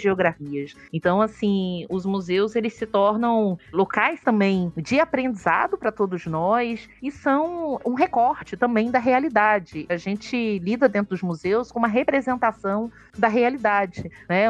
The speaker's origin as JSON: {"language": "Portuguese", "region": "Rio de Janeiro", "country": "Brazil", "also_born_or_lived": "Alagoas", "moved": "as an adult", "lives_now": "Sergipe, Brazil", "said": "eu sou uma carioca"}